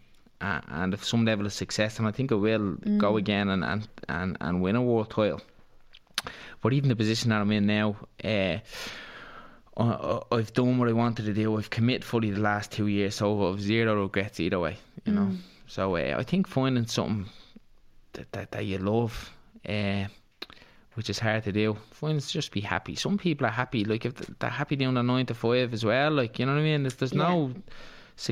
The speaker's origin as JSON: {"language": "English", "town": "Dublin", "region": "Leinster", "country": "Ireland", "said": "I'm from Ballyferma"}